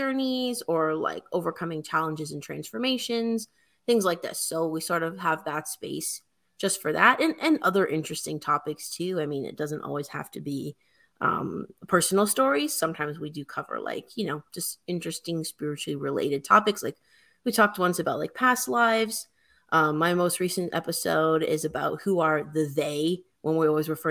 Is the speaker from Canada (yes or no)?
yes; Canada; I'm a Canadian